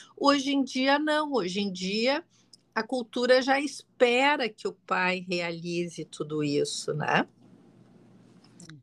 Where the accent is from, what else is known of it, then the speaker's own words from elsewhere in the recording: Rio Grande do Sul, Brazil; also born or lived in Porto Alegre; eu sou aqui do Rio Grande do Sul, você, uh, uh, moro em Porto Alegre